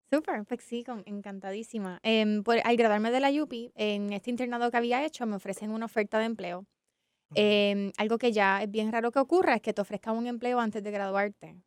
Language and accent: Spanish; San Juan, Puerto Rico; yo me crié en San Juan, mi familia es de Barranquitas